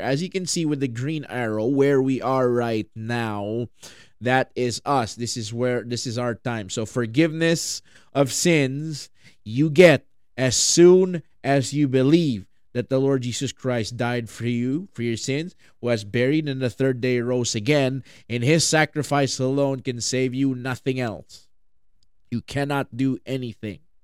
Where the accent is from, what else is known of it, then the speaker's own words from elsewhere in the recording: Philippines; I'm from the Philippines